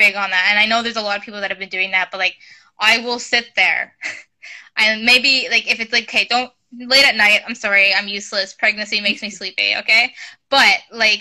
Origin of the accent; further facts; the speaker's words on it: Kingston, Ontario, Canada; moved away as an adult; now in Oshawa, Canada; I'm also from Kingston, Ontario